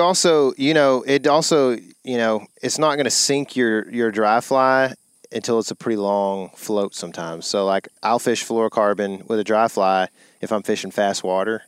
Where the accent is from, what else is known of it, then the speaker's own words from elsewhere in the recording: Lake Fork, Texas, United States; we grew up on Fork